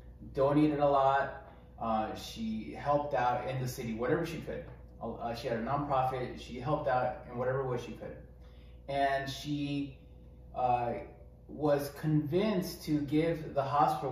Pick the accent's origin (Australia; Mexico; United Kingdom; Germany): Mexico; moved away; I grew up in Mexico.